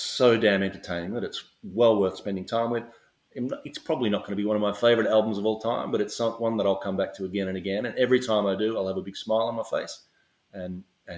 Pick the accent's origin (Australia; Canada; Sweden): Australia; I'm Australian